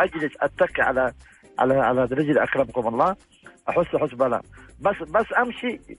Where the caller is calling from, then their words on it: Jeddah, Makkah Province, Saudi Arabia; جدة يا اختي